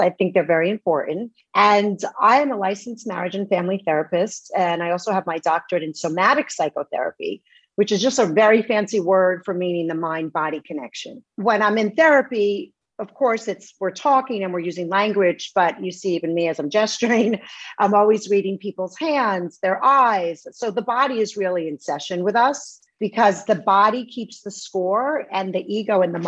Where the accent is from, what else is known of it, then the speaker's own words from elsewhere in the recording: New York City, New York, United States; I was raised in Bay Ridge, Brooklyn. I'm a Brooklyn girl